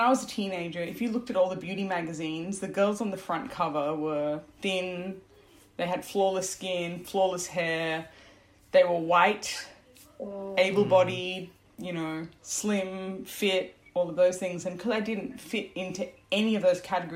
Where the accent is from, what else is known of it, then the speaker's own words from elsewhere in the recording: Brisbane, Queensland, Australia; also born or lived in Sri Lanka; I was born in Sri Lanka. But we left Sri Lanka when I was 4 months old, and then we only came to Australia when I was 1.5. So I never really was exposed to the Sri Lankan culture. So, you know, it was quite interesting because I grew up here, and when we came to Australia, we were in Brisbane